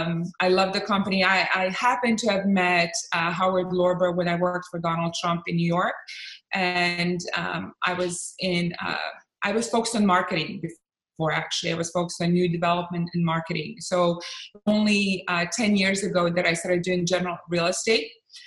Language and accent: English; Bosnia & Herzegovina; also born or lived in Croatia; I'm originally from Bosnia and Croatia.